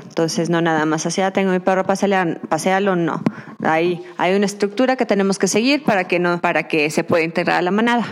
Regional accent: Durango, Mexico; moved away as an adult; also born or lived in Mazatlán / Mexico City; yo me salí de Durango, me fui a estudiar fuera desde, bueno, digo que me fui a Mazatlán a estudiar mi carrera

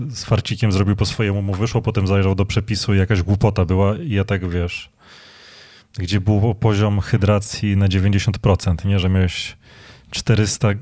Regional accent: Legionowo, Masovian Voivodeship, Poland; U nas w Legionowie była taka piekarnia

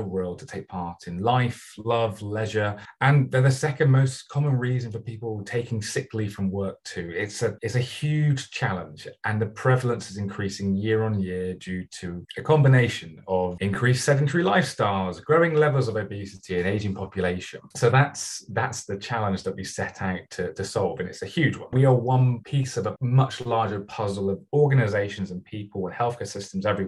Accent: Bristol, South West England, United Kingdom; my hometown in Bristol

